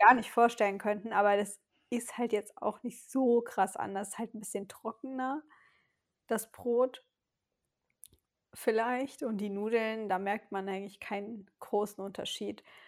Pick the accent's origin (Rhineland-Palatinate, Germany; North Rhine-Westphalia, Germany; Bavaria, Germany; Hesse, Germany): Rhineland-Palatinate, Germany; Westerwald; in meiner Heimat in, im Westerwald, also in einer kleinen Stadt